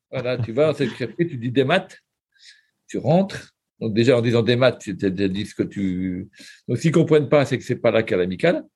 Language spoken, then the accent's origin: French; France; accent: Frenchie; avec mon accent de Frenchie